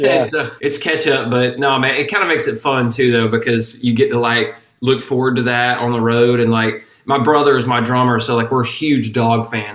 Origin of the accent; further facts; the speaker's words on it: Habersham County, Georgia, United States; we grew up in Habersham County, and it's, I don't know if you know where that's at, but it's like northeast corner of Georgia